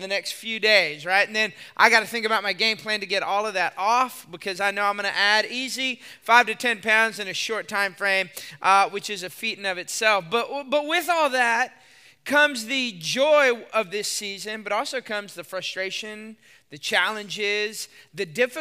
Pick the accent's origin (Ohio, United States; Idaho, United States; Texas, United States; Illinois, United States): Texas, United States; I'm from Texas